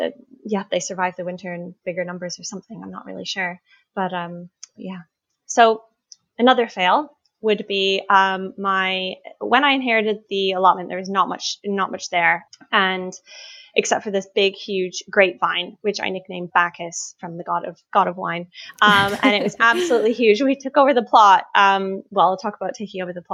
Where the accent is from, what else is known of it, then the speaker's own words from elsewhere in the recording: Canada; now in United Kingdom; I grew up in Canada